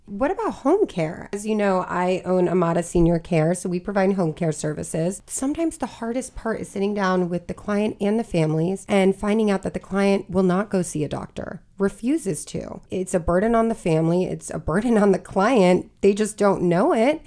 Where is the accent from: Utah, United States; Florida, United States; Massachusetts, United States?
Florida, United States; now in Maryland, United States; I'm originally from Florida